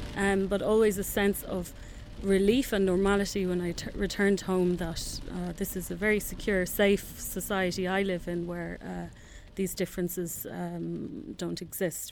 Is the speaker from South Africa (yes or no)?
no; Dublin, Leinster, Ireland; I'm Irish, um, grew up in a, in a small town, uh, by the sea in Dublin